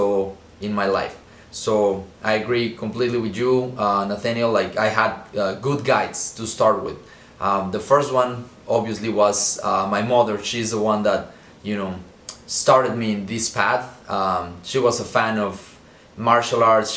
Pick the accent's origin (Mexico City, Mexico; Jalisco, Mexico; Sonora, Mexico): Mexico City, Mexico; I was born and raised in Mexico City